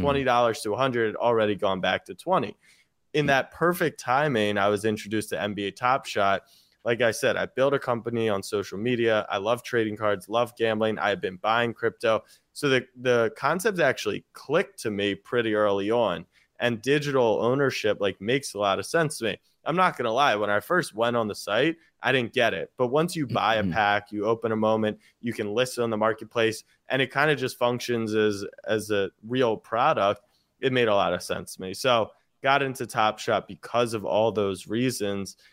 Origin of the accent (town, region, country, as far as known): Baltimore, Maryland, United States; born or raised there